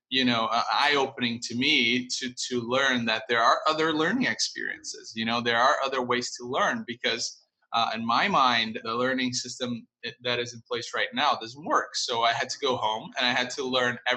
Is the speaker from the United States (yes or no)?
yes; Boston, Massachusetts, United States; I'm from Boston.